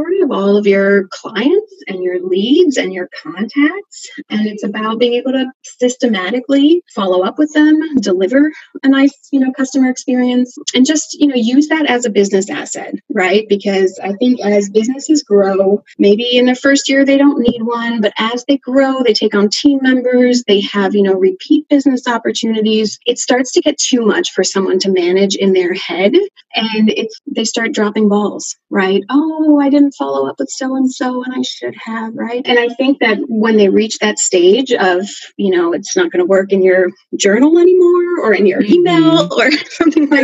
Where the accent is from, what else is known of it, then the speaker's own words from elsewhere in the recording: Switzerland; moved away as an adult; now in Seattle, United States; I grew up in Switzerland, so my career was over there for the first part